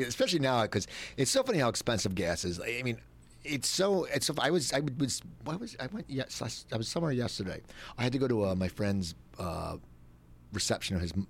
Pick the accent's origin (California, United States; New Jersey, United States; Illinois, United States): New Jersey, United States; Cherry Hill; moved away; I'm from Cherry Hill, and it's just weird because anytime you, if you grew up in New Jersey, even though Cherry Hill is a big city